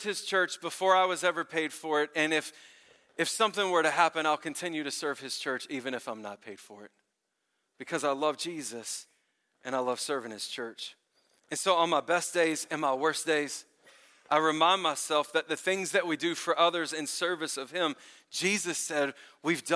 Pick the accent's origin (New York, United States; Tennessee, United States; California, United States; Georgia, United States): Tennessee, United States; Memphis; moved away; I grew up in Memphis, Tennessee